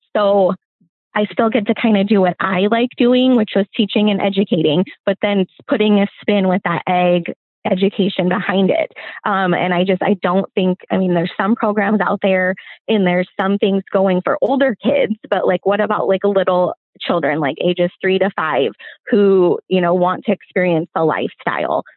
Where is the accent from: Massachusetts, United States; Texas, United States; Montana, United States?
Montana, United States; I grew up still here in Montana, uh, definitely not small town rural. I grew up in a city a couple hours away